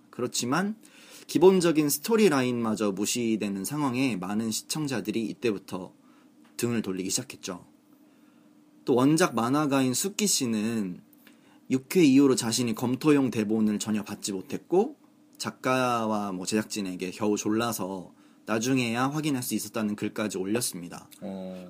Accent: Seoul, South Korea; 저는 서울 사람이기 때문에

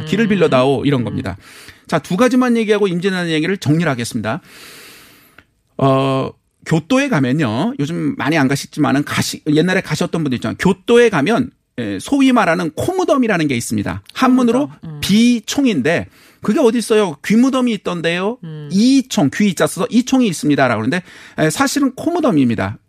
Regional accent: South Korea; 저는 한국 사람이니까

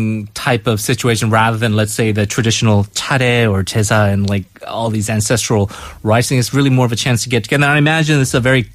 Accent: United States; now in Korea; I'm a Kyopo. I'm born in the U.S.

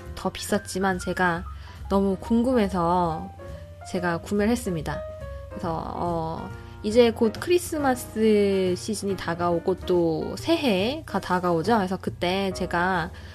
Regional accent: South Korea; moved away as an adult; now in New Zealand; 나는 뭐 한국에서 왔고

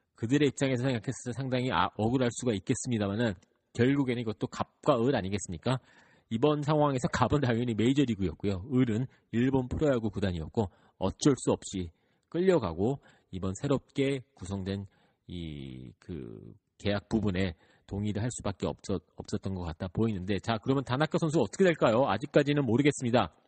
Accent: New York, United States; 저는 뉴욕에서 자라왔기 때문에

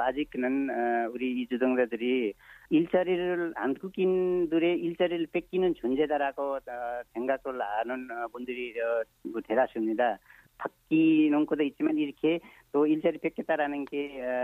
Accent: eastern Nepal, Nepal; Korean is a second language; now in South Korea; 저는 어, 네팔 어, 동쪽에 고땅이라는 어, 지역에 내 고향이고요. 네. 네 거기서 왔습니다.

